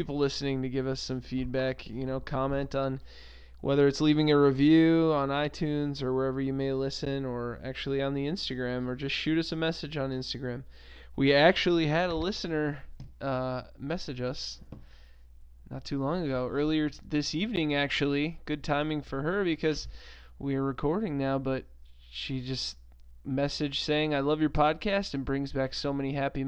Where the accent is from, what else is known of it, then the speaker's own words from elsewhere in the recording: United States; I'm an American